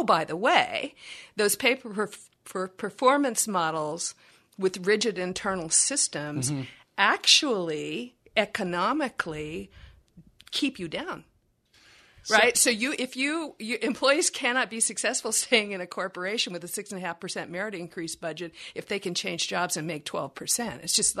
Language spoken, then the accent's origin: English; Texas, United States; Here's the jargon I use. I'm from Texas. And my mama would say, misery loves company, honey.